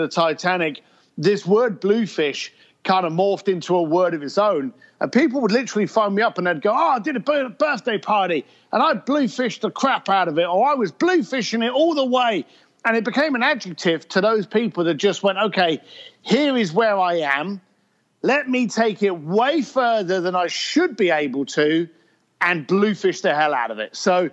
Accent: London, United Kingdom; now in Los Angeles, United States; I'm a biker from East London, still a biker, but now in Los Angeles

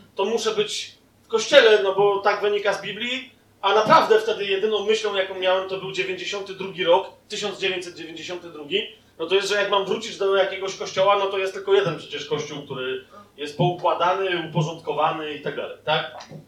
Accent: Poland; jesteśmy z Polski

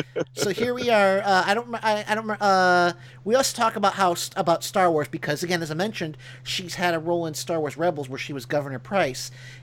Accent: Illinois, United States; now in Alabama, United States; I live in Alabama, but me and my sister from Illinois.

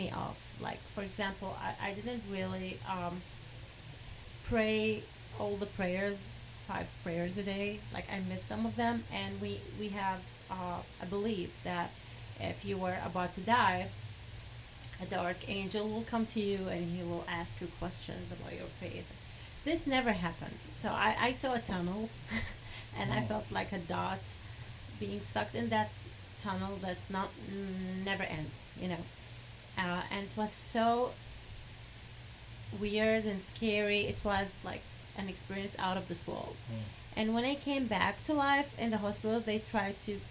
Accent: Kuwait; first language Arabic; English is a second language; I'm from Kuwait.

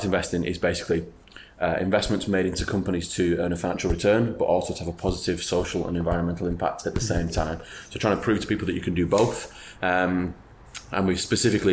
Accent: Wigan, North West England, United Kingdom; moved away; I'm from Wigan in Greater Manchester.

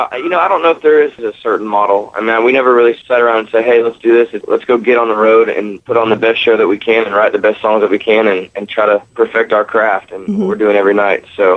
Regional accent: Florida, United States; I'm from Florida.

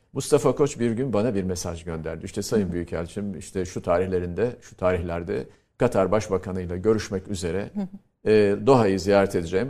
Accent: Antakya, Hatay, Turkey; moved away as an adult; Ben tabii küçük bir şehirde doğdum, büyüdüm, büyütüldüm. Orada okudum Antakya'da

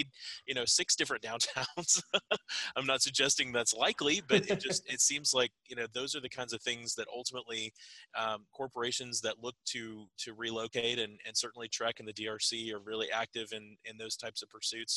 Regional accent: Parker, Texas, United States; I grew up in Parker, which is near Lucas

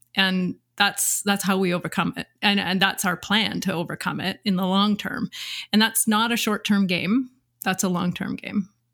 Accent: Pense, Saskatchewan, Canada; I'm originally from Saskatchewan, and I grew up in an agricultural community

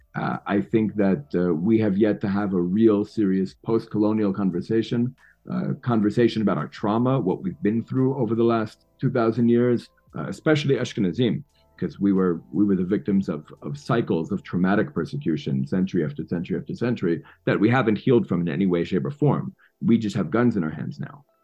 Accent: New York City, New York, United States; now in Israel; I'm born and raised in New York City, mostly with Irish and Albanian kids

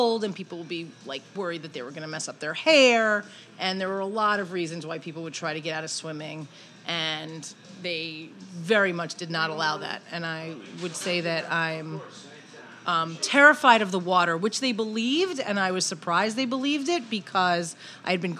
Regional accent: Brooklyn, New York, United States; I was from Brooklyn

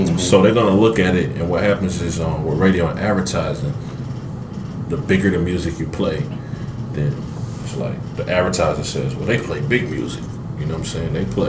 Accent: the South, United States; Like, I love, like, I'm from the South, so I embrace it.

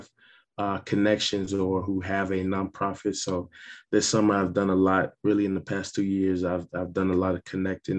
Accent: St. Kitts & Nevis; moved away; also born or lived in Oklahoma, United States / Ohio, United States; growing up in Ireland, St. Kitts, you know, it's not a lot of resources there, especially, you know, moving to Oklahoma

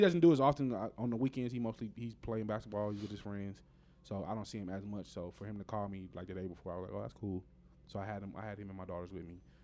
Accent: United States; We as Americans

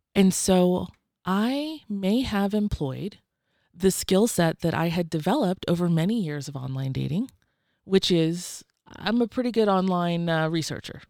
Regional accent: Georgia, United States; also born or lived in Atlanta, Georgia; I'm from Georgia. I lived in Atlanta when I shared that story, but I'm actually from a tiny, tiny town of six hundred

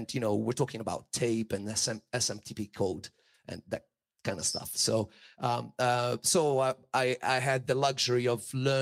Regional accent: Italy; I was born in Italy

